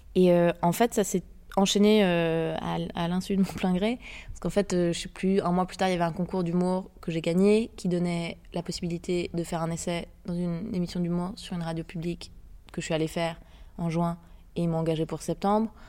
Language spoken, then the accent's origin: French; Geneva, Switzerland; also born or lived in France; Je viens de Genève, en Suisse. J'ai passé le gros de ma vie là-bas, mais aussi un peu en France.